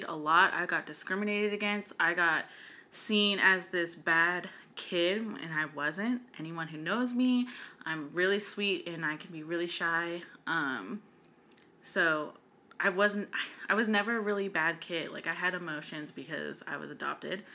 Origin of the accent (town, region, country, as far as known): West Coast, United States; born or raised there; also born or lived in North Carolina